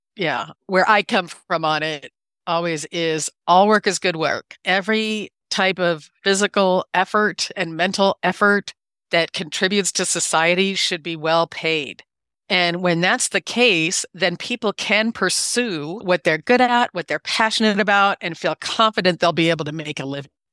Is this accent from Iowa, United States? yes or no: yes; Iowa, United States; I was born and raised in Iowa